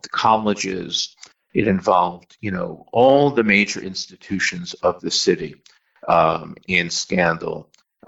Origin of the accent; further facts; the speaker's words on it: New York, United States; I grew up in New York